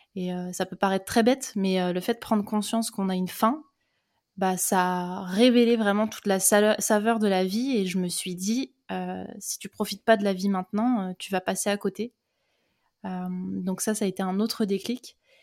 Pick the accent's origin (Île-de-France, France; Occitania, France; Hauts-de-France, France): Île-de-France, France; Seine-et-Marne; moved away as an adult; je suis née en Seine-et-Marne. J'ai fait 18 ans de ma vie là-bas.